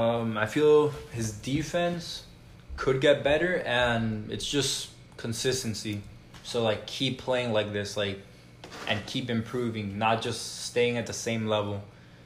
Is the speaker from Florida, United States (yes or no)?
yes; Florida, United States; So since I'm from South Florida, like my team's the Heat